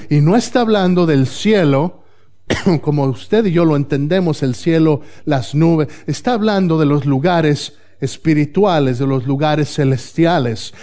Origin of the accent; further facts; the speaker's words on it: Mexico; moved away; Si yo estoy en México, en mi país natal